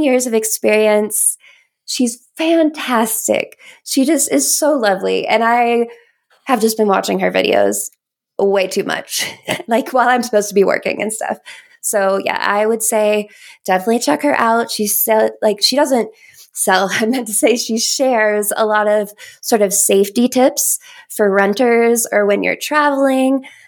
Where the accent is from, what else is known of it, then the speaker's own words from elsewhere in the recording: Kentucky, United States; now in Colorado, United States; I grew up in Kentucky